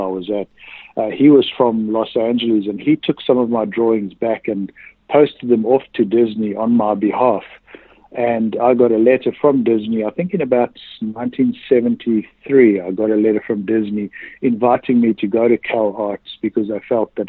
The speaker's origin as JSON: {"language": "English", "country": "South Africa", "tie": "born or raised there", "said": "I was born in South Africa in the late 1950s"}